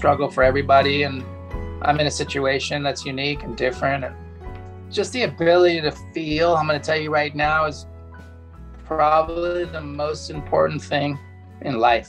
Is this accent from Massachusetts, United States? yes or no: no; Pacific Palisades, California, United States; Yeah, I grew up in Pacific Palisades, and one of my good friends, Brendan, his dad taught us how to surf in Santa Monica.